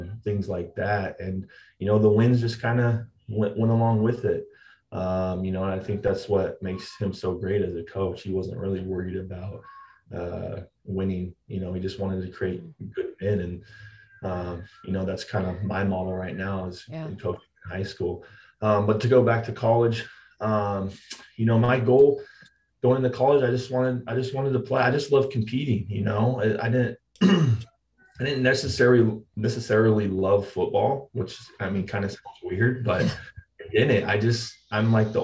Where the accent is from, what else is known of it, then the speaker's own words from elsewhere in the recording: Marcy, Idaho, United States; Growing up in Marcy, man, going to school, playing football and all the other sports there